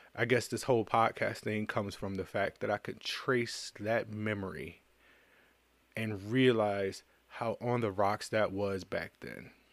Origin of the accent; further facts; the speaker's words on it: United States; I'm an American.